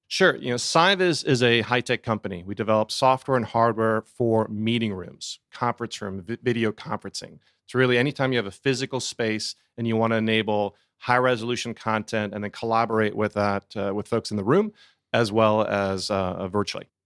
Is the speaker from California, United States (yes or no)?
no; Sandy Springs, Georgia, United States; I'm an Atlanta native. I grew up here in Sandy Springs.